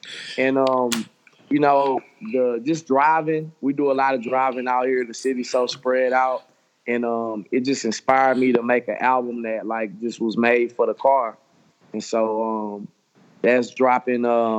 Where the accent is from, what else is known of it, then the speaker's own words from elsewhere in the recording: Houston, Texas, United States; growing up in Houston, I was born and raised in Houston, Northside. Man, growing up in Houston in the 90s